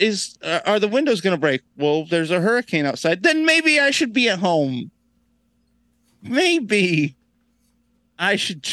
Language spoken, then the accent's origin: English; Brevard County, Space Coast, Florida, United States; I grew up in Brevard, like on the Space Coast.